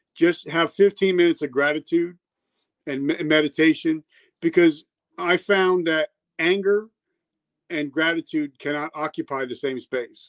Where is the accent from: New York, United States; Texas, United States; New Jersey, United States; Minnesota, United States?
New Jersey, United States; moved away; also born or lived in South Carolina; I grew up in New Jersey